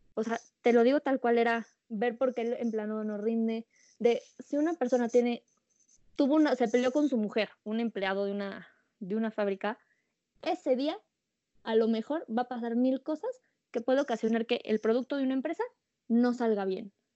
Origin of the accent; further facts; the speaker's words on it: Mexico; como mexicanos